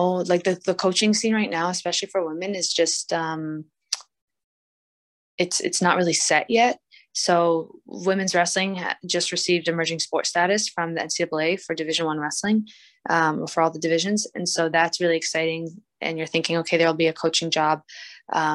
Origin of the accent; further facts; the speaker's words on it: Maryland, United States; moved away; also born or lived in Arizona; my home state where I grew up